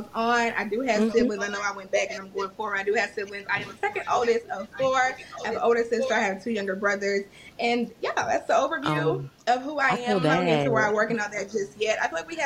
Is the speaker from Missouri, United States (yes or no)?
yes; Kansas City, Missouri, United States; moved away as an adult; now in Dallas, United States; I am from Kansas City, Missouri